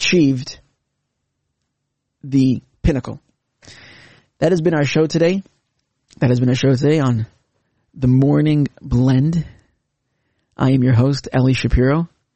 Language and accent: English; Canada; Growing up in Canada